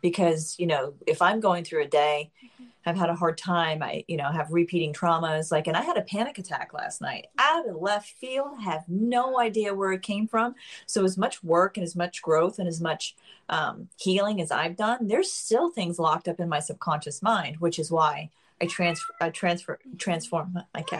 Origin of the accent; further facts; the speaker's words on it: Miami Beach, Florida, United States; Miami. I won't